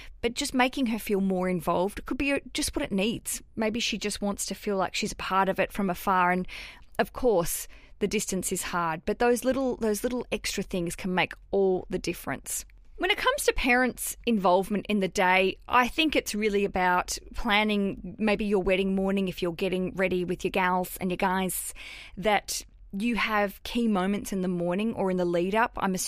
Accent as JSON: {"language": "English", "country": "Canada", "said": "So I am from Canada and my fiancé is from New Zealand."}